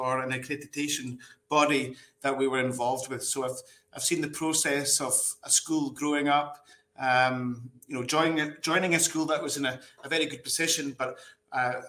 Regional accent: Scotland, United Kingdom; moved away as an adult; I am from Scotland.

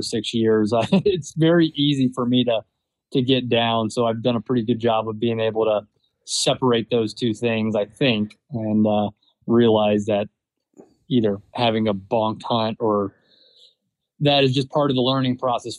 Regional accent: Southeast, United States; I grew up in the Southeast with, you know, hunting always on the periphery.

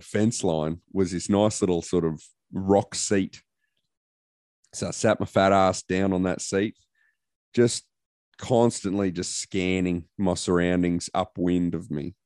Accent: Queensland, Australia; I'm a Queenslander.

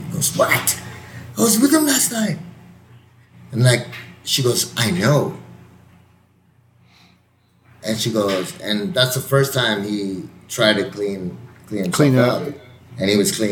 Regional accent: El Paso, Texas, United States; from El Paso

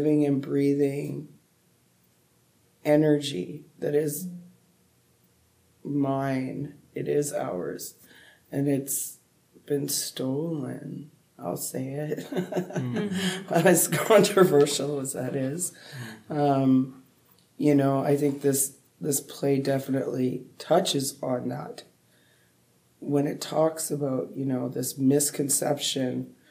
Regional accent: Canada; now in Treaty 6 territory, Canada; I'm in Treaty 6 and I'm from Treaty 4

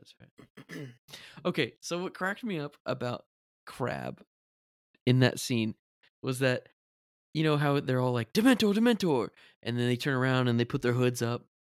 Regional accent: United States; as an American, with the perspective of an American

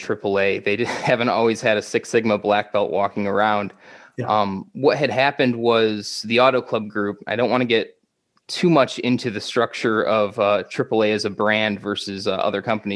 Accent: Michigan, United States; moved away as an adult; also born or lived in Virginia; back in my home state of Michigan

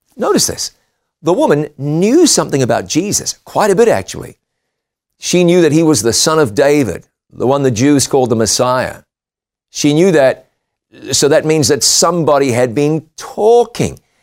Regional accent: New Zealand; moved away; my home country of New Zealand

